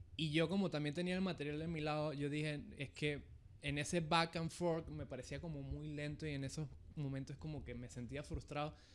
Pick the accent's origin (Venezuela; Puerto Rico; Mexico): Venezuela; moved away as an adult; now in Panama; en Venezuela, que es mi país natal, y en Panamá, que es el país donde resido hace más de 10 años